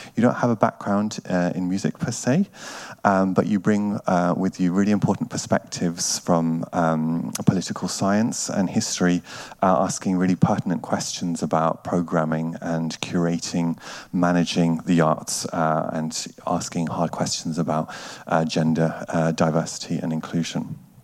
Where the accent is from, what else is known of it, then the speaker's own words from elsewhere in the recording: United Kingdom; also born or lived in Germany / Bergen, Norway; now in Norway; I'm originally from the United Kingdom and have spent a lot of time as well in Germany.